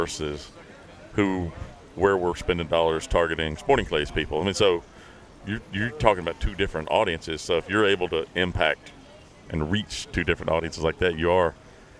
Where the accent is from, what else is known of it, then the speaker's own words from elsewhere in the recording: West Tennessee, United States; Man, I grew up in West Tennessee.